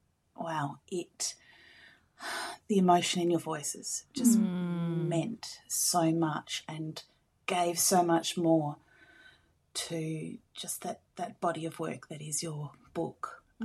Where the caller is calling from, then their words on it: Bunbury, Western Australia, Australia; I'm calling from Bunbury in Western Australia.